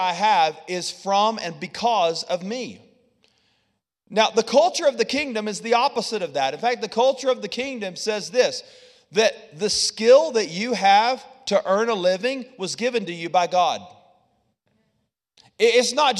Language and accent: English; the South, United States; I'm from the South